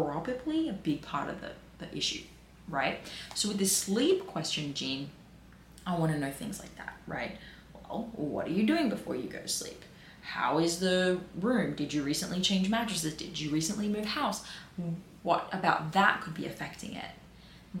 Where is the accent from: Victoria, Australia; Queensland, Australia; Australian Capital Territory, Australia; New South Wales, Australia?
New South Wales, Australia; Peakhurst; I grew up in Pekust.